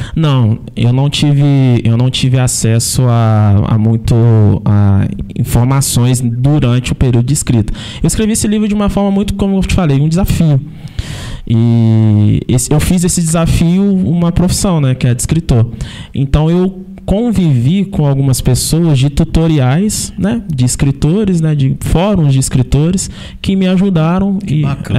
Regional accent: Carangola, Minas Gerais, Brazil; eu sou de Carangola

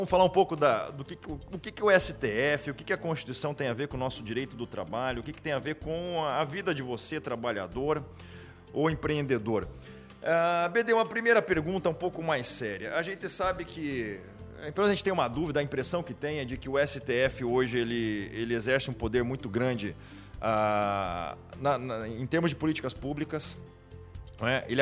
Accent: South Region, Brazil; As pessoas perguntam por que, eu sou sulista e flamenguista

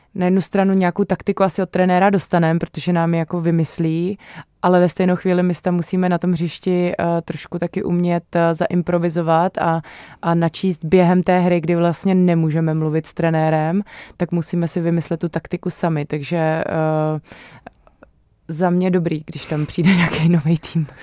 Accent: Ostrava, Moravian-Silesian Region, Czechia; já jakožto eh, rodačka z Ostravy

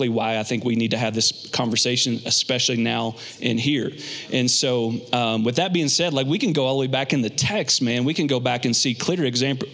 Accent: Kentucky, United States; also born or lived in Phoenix, Arizona; now in Colorado Springs, United States; Growing up in Kentucky in a very racially divisive area, racially tense area at times

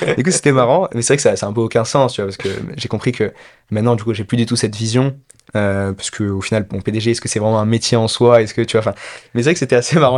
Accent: France; also born or lived in Peru; je suis né au Pérou, euh, père péruvien, mère française. Mais je suis très rapidement allé en France. Mes parents se sont séparés et du coup je suis parti avec ma mère quand j'avais 4 ans, quelque chose comme ça, en France. Donc j'ai fait toute ma scolarité en France, élevé uniquement avec ma mère.

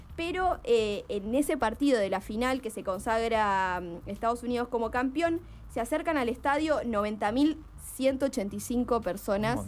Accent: Argentina; como argentinos y argentinas

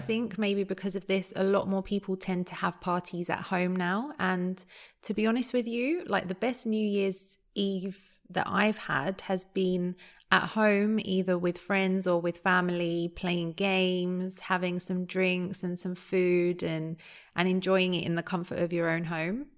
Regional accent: London, United Kingdom; growing up in London

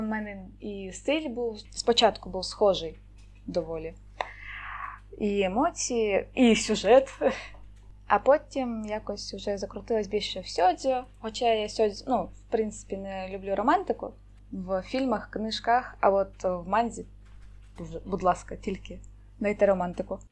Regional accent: Crimea, Ukraine; born or raised there; also born or lived in Kherson Oblast / Simferopol

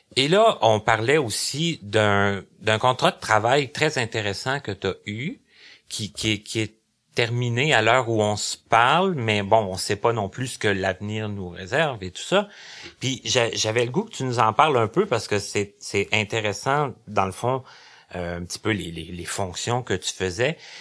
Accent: Abitibi, Quebec, Canada; now in Longueuil, Canada; je viens de l'Abitibi, mais ça fait quand même depuis 94 que je demeure à Longueuil.

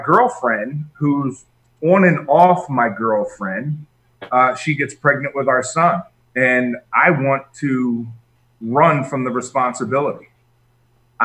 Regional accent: Northeast, United States; I grew up in the Northeast, New York, New Jersey, Pennsylvania

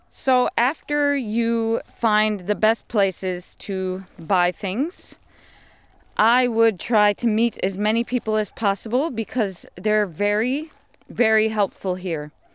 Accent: United States; moved away as an adult; also born or lived in London, United Kingdom; I come from America

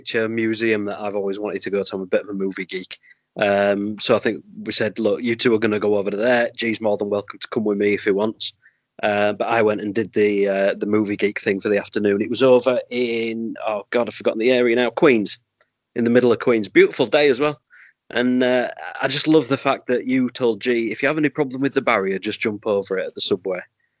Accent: United Kingdom; We're so British and I'm looking after him.

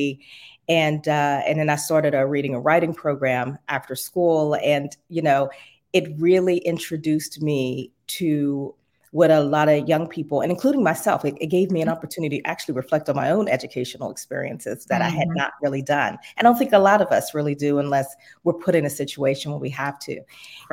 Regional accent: Pittsburgh, Pennsylvania, United States; moved away as an adult; also born or lived in Florida; I'm from Pittsburgh originally, born and raised

